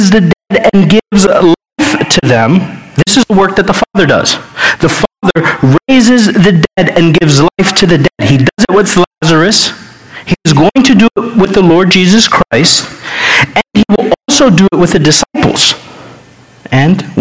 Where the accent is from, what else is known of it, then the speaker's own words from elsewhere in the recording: United States; we're American